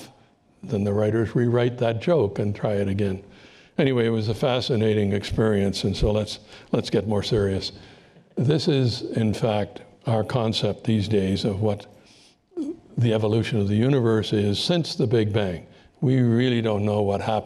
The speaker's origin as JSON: {"language": "English", "country": "Canada", "said": "as a Canadian"}